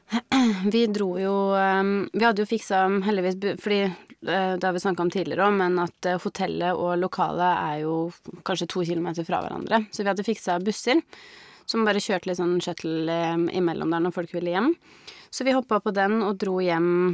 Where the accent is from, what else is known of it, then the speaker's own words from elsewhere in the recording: Biri, Innlandet, Norway; hjemme på Biri